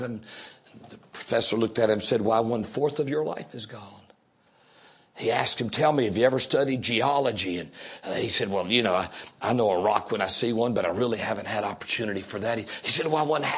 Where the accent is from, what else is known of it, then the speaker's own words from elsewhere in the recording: Fayetteville, North Carolina, United States; throughout Fayetteville, in the area there where I grew up in North Carolina.